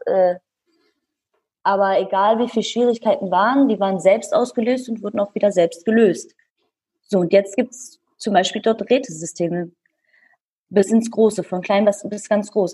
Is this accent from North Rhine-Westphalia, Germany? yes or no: yes; Bielefeld, North Rhine-Westphalia, Germany; ich bin in Bielefeld geboren und aufgewachsen. Hm, meine Eltern sind Kurden